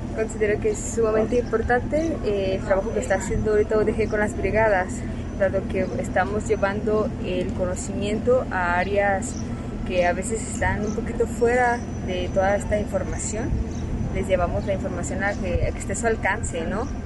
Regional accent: Mixteca, Oaxaca, Mexico; moved away; soy de, de Oaxaca, Mixteca

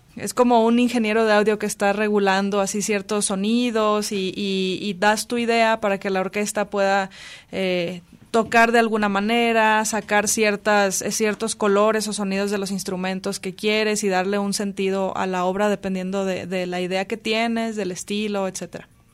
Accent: Ciudad Mante, Tamaulipas, Mexico; also born or lived in Tampico, Tamaulipas; Yo vengo de Tampico, Tamaulipas. Bueno, soy originaria de Ciudad Mante que está ahí como a dos horas

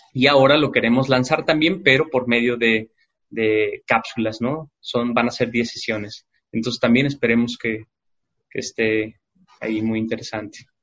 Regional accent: Guadalajara, Jalisco, Mexico; como sociedad tapatía

